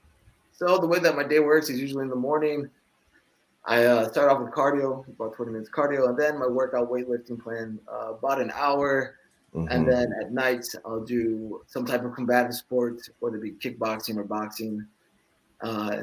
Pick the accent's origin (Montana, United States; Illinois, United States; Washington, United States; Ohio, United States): Ohio, United States; Swanton; also born or lived in Toledo, Ohio; I was born in Toledo, Ohio, but raised in a small town